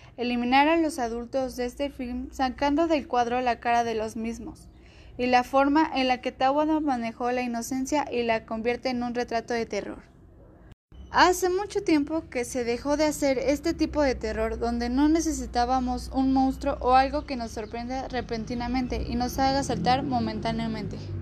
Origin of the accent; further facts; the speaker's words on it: Mexico; como mexicanos conocer nuestra cultura